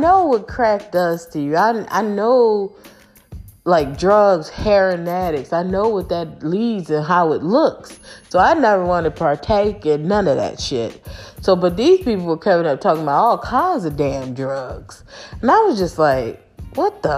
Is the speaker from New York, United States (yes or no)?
no; Philadelphia, Pennsylvania, United States; moved away; I might live in a suburban area, but I'm not from the suburbs, y'all. I'm from North Philly